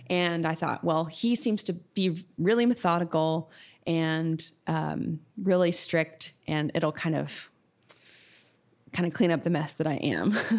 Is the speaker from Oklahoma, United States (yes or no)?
yes; Sulphur, Oklahoma, United States; I grew up in Sulphur, Oklahoma